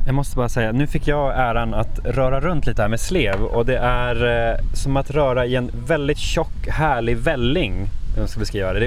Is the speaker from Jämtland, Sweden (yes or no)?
yes; Norrland, Jämtland, Sweden; moved away; Jämtland och Norrland, där jag kommer ifrån